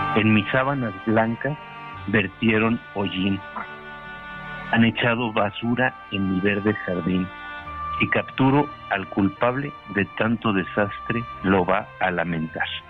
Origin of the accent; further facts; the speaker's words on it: Mexico; nosotros como mexicanos